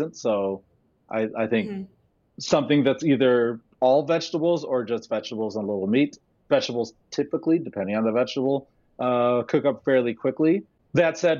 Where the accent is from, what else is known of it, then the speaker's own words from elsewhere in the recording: United States; I'm not from Jamaica. I was born here and raised here, but I was raised by Jamaicans.